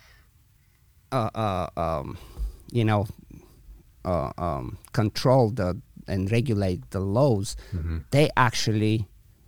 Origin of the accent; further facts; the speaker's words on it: Bulgaria; also born or lived in Belgium; now in San Francisco, United States; I was in Bulgaria originally, then I moved to Belgium for a bunch of years, and eventually to San Francisco.